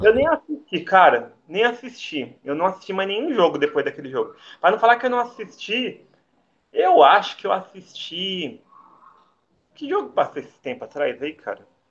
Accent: Santo André, São Paulo, Brazil; eu sou paulista do ABC, sou, sou andrense. Hum sou andrense, lá, nasci lá em Santo André

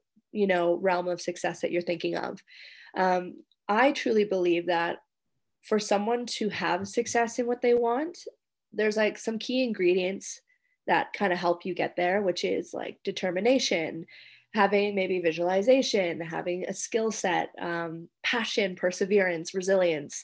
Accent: Canada; now in Indonesia

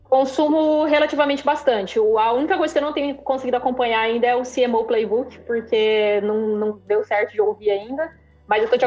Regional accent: Maringá, Paraná, Brazil; Sou do interior do Paraná, cidade chamada Maringá

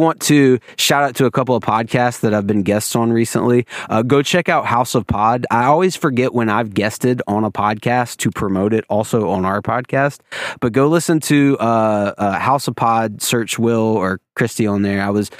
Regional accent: Wilmington, North Carolina, United States; I'm actually from Monkey Junction, which is basically Wilmington.

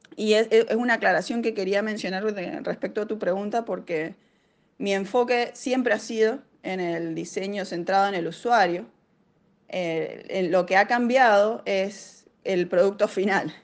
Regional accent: Argentina; moved away as an adult; now in Cambridge, United States; Yo soy una emprendedora argentina

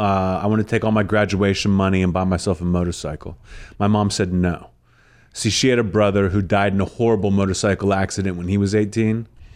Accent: Pittsburgh, Pennsylvania, United States

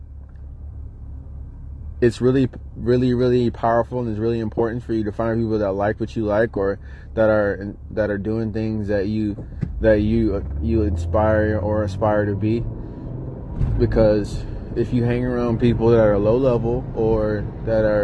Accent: Detroit, Michigan, United States; moved away; I grew up in Detroit, moved out

